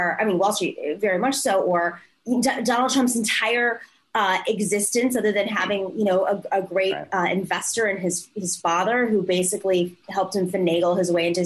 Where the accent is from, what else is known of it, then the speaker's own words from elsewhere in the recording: New York, United States; as a New Yorker